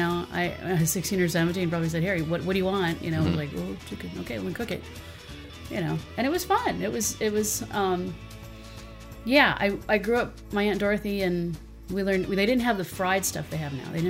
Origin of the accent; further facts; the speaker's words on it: Carpinteria, California, United States; I was born in Carpenteria.